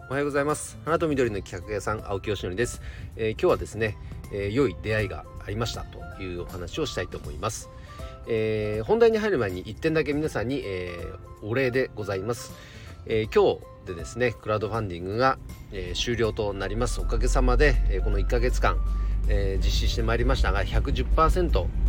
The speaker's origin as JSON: {"language": "Japanese", "region": "Nagano", "country": "Japan", "tie": "born or raised there", "also_born_or_lived": "Chikuma", "said": "地元長野県で特に僕が住んでいる千曲市"}